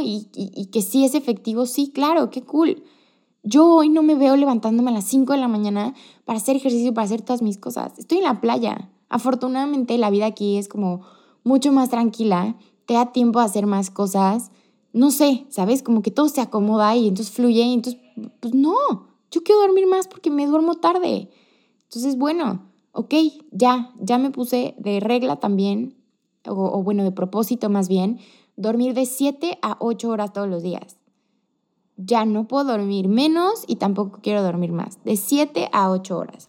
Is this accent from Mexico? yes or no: yes; Cuernavaca, Morelos, Mexico; moved away as an adult; now in Querétaro, Mexico; Mis últimos dos meses en Cuernavaca, como que yo quería exprimirle todo el jugo a mi, a mi pueblito